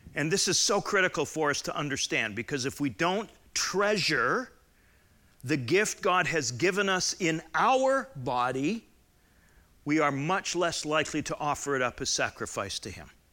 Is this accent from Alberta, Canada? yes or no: yes; Southern Alberta, Canada; moved away; I grew up in Southern Alberta, which was like Middle European.